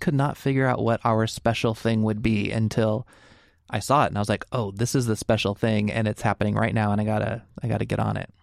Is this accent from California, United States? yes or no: yes; Fresno, California, United States; now in Portland, United States; I grew up in Fresno, California, and we had Storyland